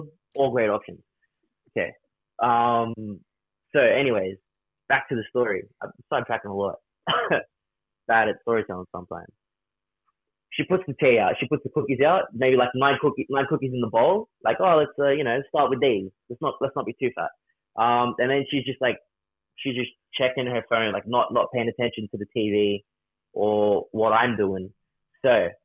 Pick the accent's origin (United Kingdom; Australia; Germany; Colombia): Australia; us being Australian